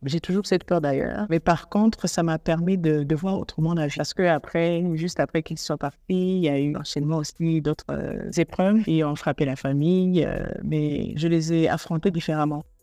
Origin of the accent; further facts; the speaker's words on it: Burundi; now in Nairobi, Kenya; Je suis burundaise. Euh, je vis actuellement à Nairobi, au Kenya.